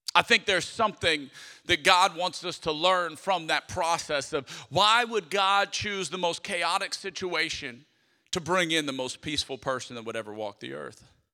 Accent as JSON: {"language": "English", "town": "Lafayette", "region": "Louisiana", "country": "United States", "said": "I'm from Lafayette, Louisiana, I'm a Cajun"}